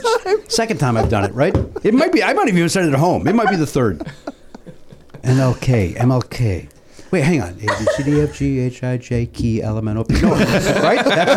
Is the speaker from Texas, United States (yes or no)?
no; Chicago, Illinois, United States; I come from Chicago